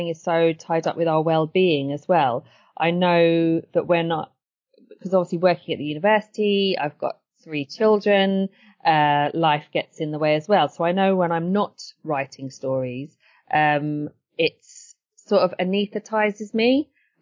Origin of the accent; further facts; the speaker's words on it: Brighton, South East England, United Kingdom; also born or lived in Edgware, London; Growing up in Edgware wasn't summer all the time. And then growing up in Brighton as well